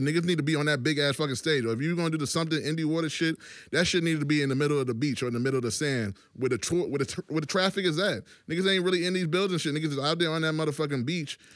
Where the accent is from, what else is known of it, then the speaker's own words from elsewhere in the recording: Virginia, United States; also born or lived in New York; I'm from Virginia